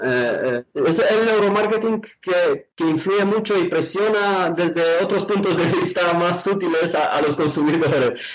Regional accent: Romania; moved away as an adult; now in Spain; he pasado mi infancia en Rumanía

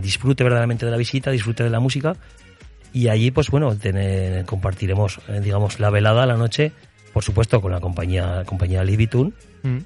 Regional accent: Sos del Rey Católico, Aragon, Spain; soy nacido en SOS. Eh, viví allí mi infancia, parte de mi infancia.

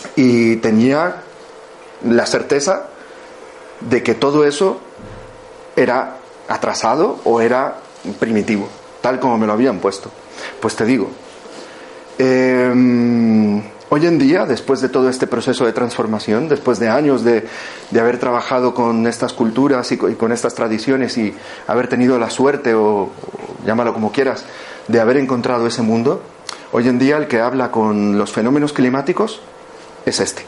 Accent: Guatemala; moved away; nací en Guatemala

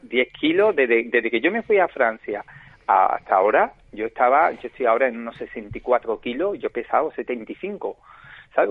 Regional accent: Málaga, Andalusia, Spain; yo soy malagueño. O pues, sea, malagueño de nacimiento, de, un barrio típico, típico, que es el barrio casi como Triana en Sevilla, pero aquí es la Trinidad mm. de Málaga. Y nada, pues ahí me crié

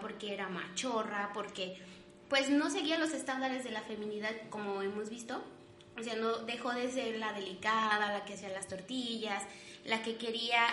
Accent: Mexico; estamos tan, tan constituidos como mexicanos

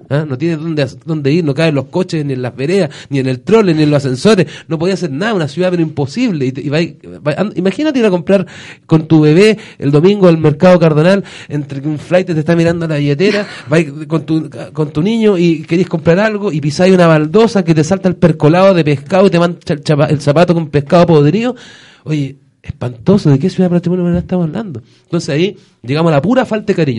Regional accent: Valparaíso, Chile; somos puros porteños. Eh, yo estudié en el Seminario de San Rafael, estudié después en la Universidad de Valparaíso, eh, vivo acá, mis, mis padres, mis abuelos, todo

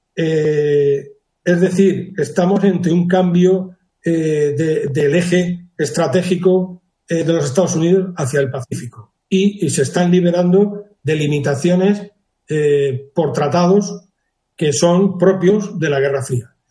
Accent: Region of Murcia, Spain; now in Cádiz, Spain; yo soy murciano

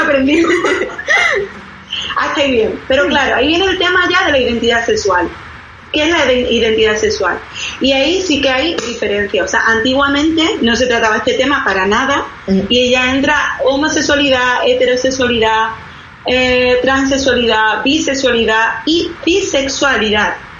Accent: Spain; yo soy de España

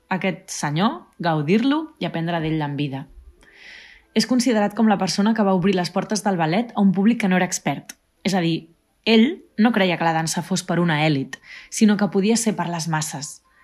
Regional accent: Vilassar de Mar, Catalonia, Spain; moved away; also born or lived in Switzerland; Vaig acabar la meva formació de clàssic a la meva escola de dansa de tota la vida de Vilassar de Mar

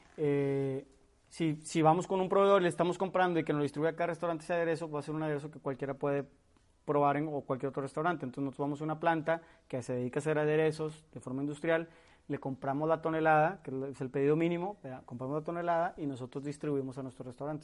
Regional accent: Monterrey, Nuevo León, Mexico; somos regiomontanos

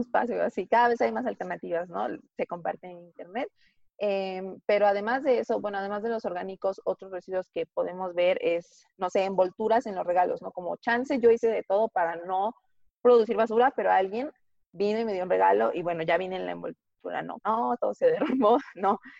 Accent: Tlaxcala, Mexico; porque yo soy de Tlaxcala

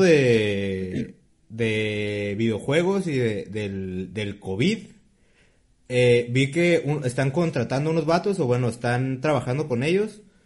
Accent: Tijuana, Baja California, Mexico; somos de Tijuana

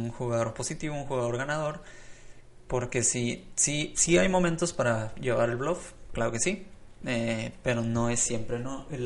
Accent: Hermosillo, Sonora, Mexico; bueno, yo soy de Hermosillo, Sonora, ¿no? Pero no, es que allá en, Guadalajara juegan, juegan como locos porque es mucha gente que tiene mucho dinero

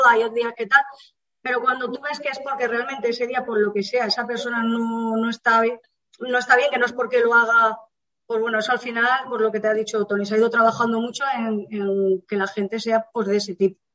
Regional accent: Andalusia, Spain; moved away; yo vengo de Andalucía, mi padre jugaba en el Linares hace muchísimos años, Entonces, claro, yo desde bien pequeña a mí me llevaba al campo

